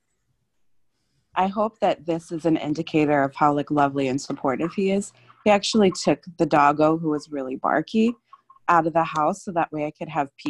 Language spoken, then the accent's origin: English; Philadelphia, Pennsylvania, United States; I'm from Philadelphia